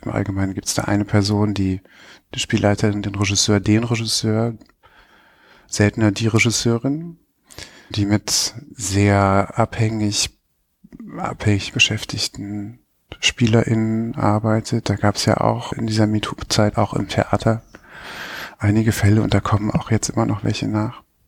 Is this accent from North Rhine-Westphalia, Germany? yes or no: yes; Bonn, North Rhine-Westphalia, Germany; moved away as an adult; also born or lived in United Kingdom / United States / Munich; Ich bin Bonner, bin da aufgewachsen, als es noch Bundeshauptstadt war.